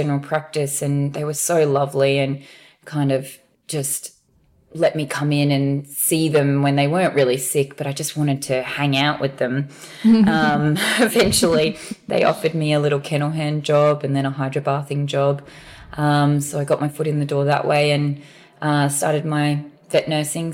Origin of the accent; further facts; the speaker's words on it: Brisbane, Queensland, Australia; I'm a Brisbane girl through and through. I haven't really strayed too far away from here, done lots of travel, but I live in Brisbane at the moment.